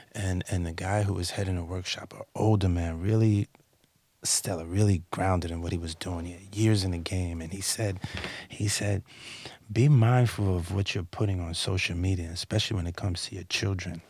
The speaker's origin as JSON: {"language": "English", "region": "East Coast", "country": "United States", "said": "I'm from the East"}